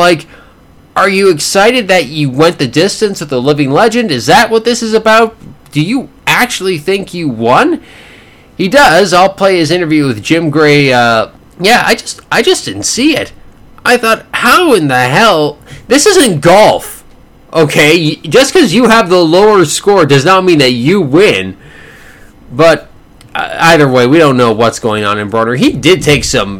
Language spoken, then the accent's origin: English; Canada; as a Canadian citizen